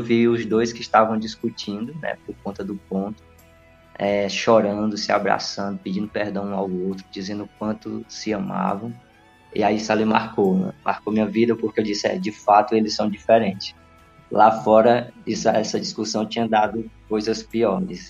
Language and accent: Portuguese; Crateús, Ceará, Brazil; also born or lived in Petrolina, Pernambuco; now in Independência, Brazil; morei um tempo em Crateus, né? Na verdade, fui criado em Crateus